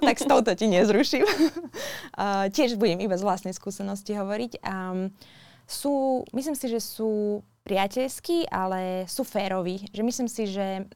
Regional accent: Slovakia; now in New Zealand

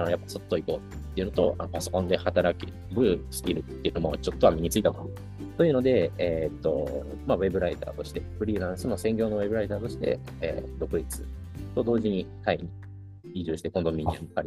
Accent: North Korea; 自分が北朝鮮で生まれ、あ違う、生まれてないな、育ったことだったりとか、

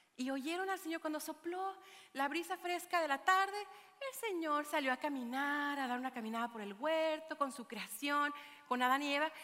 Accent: Mexico; moved away; a mi ciudad natal, que me vio nacer, donde las flautas son de harina

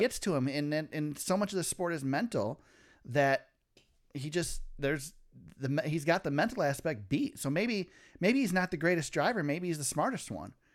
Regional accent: Michigan, United States; we're from Michigan

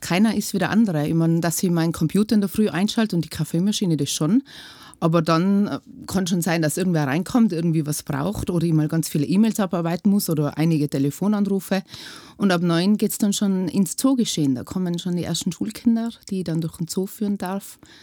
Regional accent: Lechtal, Tyrol, Austria; Aus dem Lechtal

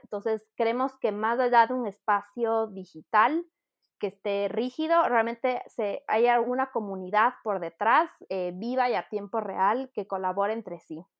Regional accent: Ecuador; also born or lived in United Kingdom; soy una ecuatoriana de 30 años

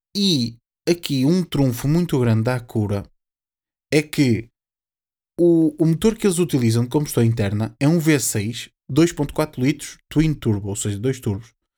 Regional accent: Portugal; nós, sendo portugueses

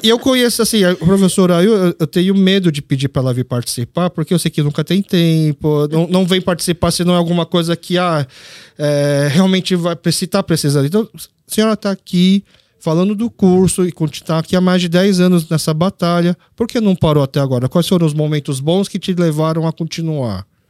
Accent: Brazil; eu como nasci aqui no Brasil como brasileiro, mas filho de coreano

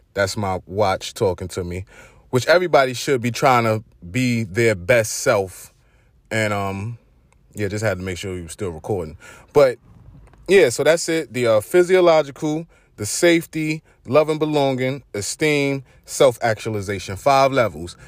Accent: New York City, New York, United States; accent: Brooklyn; my Brooklyn accent

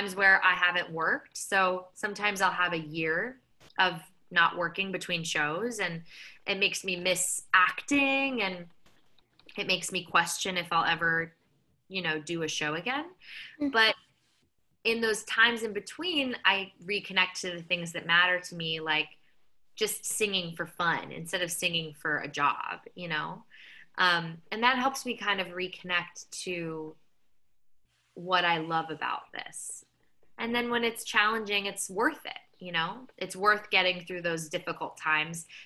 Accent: Phoenix, Arizona, United States; moved away as an adult; now in New York, United States; I'm from Phoenix, Arizona originally. So I've been in New York now for 12 years

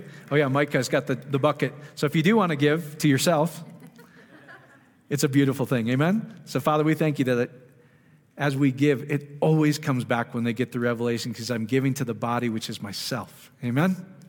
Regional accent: Iowa, United States; So I'm slow from Iowa, but I finally get it.

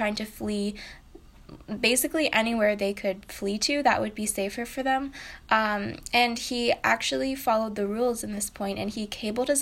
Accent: United States; I'm half Japanese, but I grew up in America

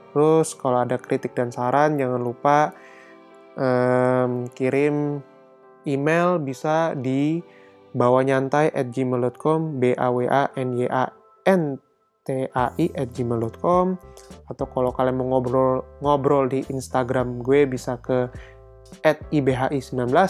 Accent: Indonesia; Nah, kan gue sebagai orang Indo juga nggak pengen dong ketinggalan film-film Indo yang bagus gitu.

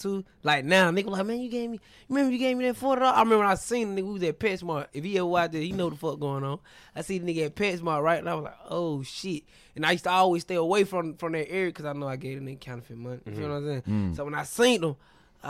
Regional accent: Atlanta, Georgia, United States; Atlanta, West Georgia. Side, born and raised. I'm a Georgia boy

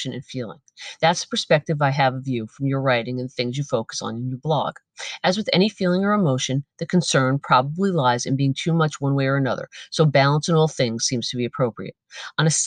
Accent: United States; I am an American

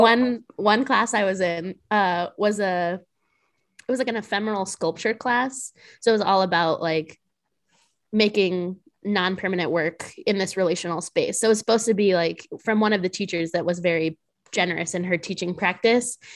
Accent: New Mexico, United States; now in Chicago, United States; I'm originally from New Mexico

